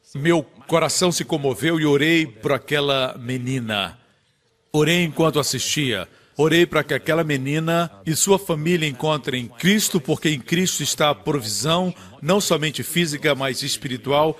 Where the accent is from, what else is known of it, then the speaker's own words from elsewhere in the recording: Singapore; nós somos de Singapura